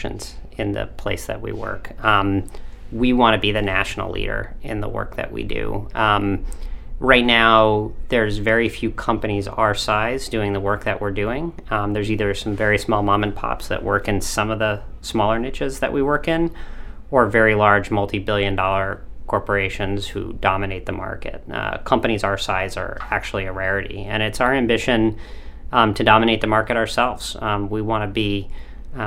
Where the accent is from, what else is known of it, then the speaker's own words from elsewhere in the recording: Cumberland, Maine, United States; grew up in Cumberland, and I got to go to Wayne Fleet in Portland, and my parents still live here